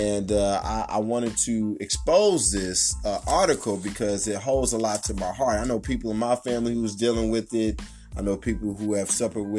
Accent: Kansas City, Kansas, United States; also born or lived in Wyandotte County, Kansas; right here in my hometown of Kansas City, Kansas

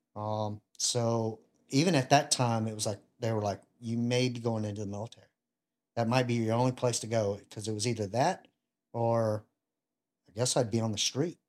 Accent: Ruston, Louisiana, United States; I grew up in Louisiana, uh, Ruston

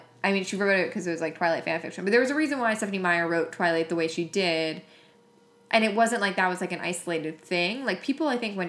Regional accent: Long Island, New York, United States; I grew up on Long Island

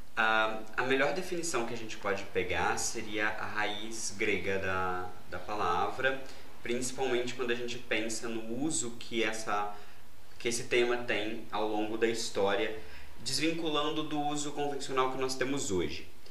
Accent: Juiz de Fora, Minas Gerais, Brazil; eu sou de Juiz de Fora, Minas Gerais

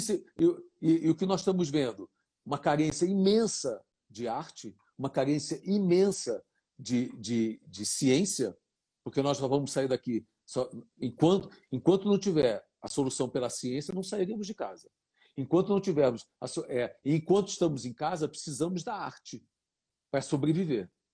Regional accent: Brazil; sou brasileiro

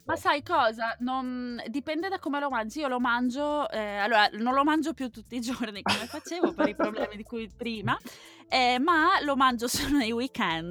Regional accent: Veneto, Italy; now in Germany; dalle mie parti non intendo dove si parla latino, ma intendo dove si parla dialetto veneto

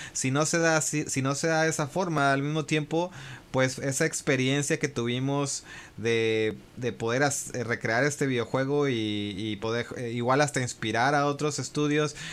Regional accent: San Francisco, California, United States; now in Japan; crecí en California, en San Francisco

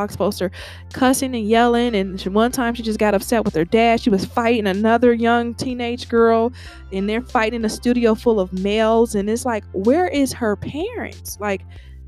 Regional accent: Cincinnati, Ohio, United States; I'm from Cincinnati, Ohio

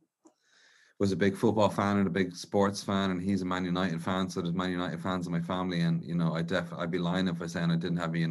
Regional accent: Dublin, Leinster, Ireland; I grew up in around Inchicore in South Dublin

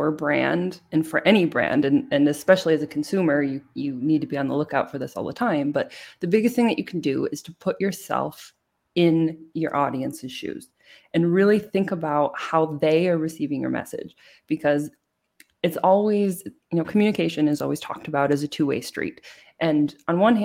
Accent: United States; moved away as an adult; now in Germany; I'm an American

